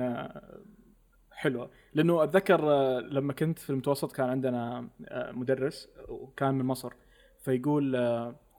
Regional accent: Saudi Arabia; عندنا بالسعوديه

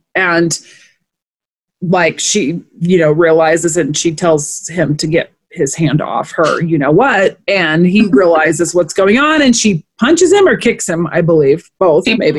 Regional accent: Omaha, Nebraska, United States; we're just from Omaha

